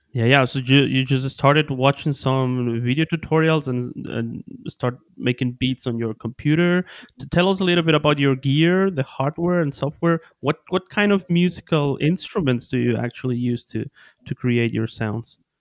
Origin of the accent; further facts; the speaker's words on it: Ecuador; also born or lived in Bielefeld, Germany; I'm originally from Ecuador in South America